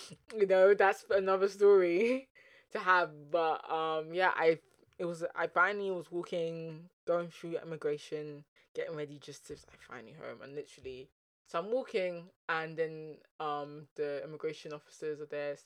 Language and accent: English; London, United Kingdom; first language English; I really love the fact that I was born in the UK, specifically London. You know, I was born in Greenwich.